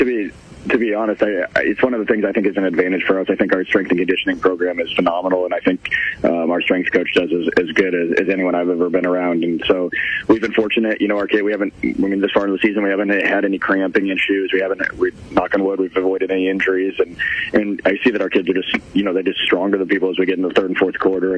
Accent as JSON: {"language": "English", "town": "Ames", "region": "Iowa", "country": "United States", "tie": "born or raised there", "lives_now": "Centerville, United States", "said": "before I moved to Centerville, I grew up in Ames"}